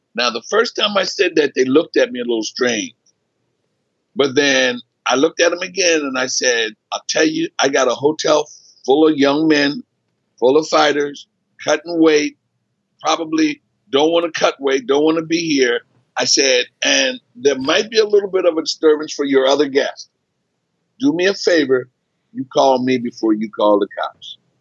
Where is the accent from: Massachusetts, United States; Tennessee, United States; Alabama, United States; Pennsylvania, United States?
Pennsylvania, United States; Philadelphia; moved away as an adult; also born or lived in Scottsbluff, Nebraska; I grew up in Philly.